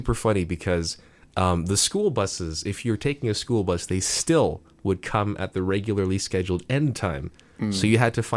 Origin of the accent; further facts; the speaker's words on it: Mississauga, Ontario, Canada; now in Hamilton, Canada; my hometown, Mississauga